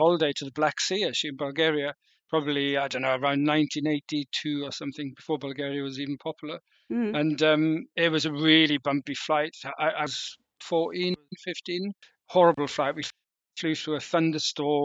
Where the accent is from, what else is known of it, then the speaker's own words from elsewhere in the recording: Rhondda, South Wales, United Kingdom; moved away as an adult; now in London, United Kingdom; I'm originally from South Wales, from the Rhondda in South Wales, mining valleys.